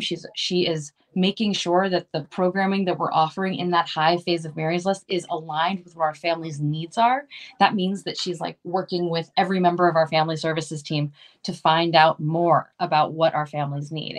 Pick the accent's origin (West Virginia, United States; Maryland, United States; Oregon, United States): Maryland, United States; now in Los Angeles, United States; that's actually where I'm from. I'm from Maryland